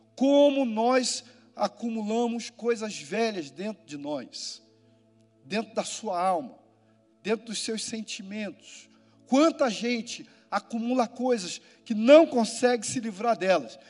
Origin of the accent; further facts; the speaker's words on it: Rio de Janeiro, Brazil; Das favelas do Rio de Janeiro, onde eu fui criado e vivi, e de onde eu sou